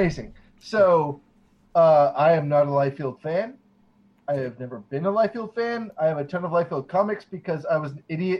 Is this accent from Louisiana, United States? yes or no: no; Norfolk, Virginia, United States; moved away; also born or lived in Memphis; I grew up in in Virginia.